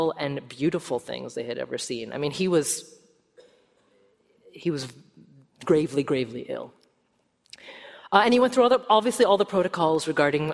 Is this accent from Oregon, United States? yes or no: yes; Oregon, United States; moved away; I grew up in Oregon and my parents still live there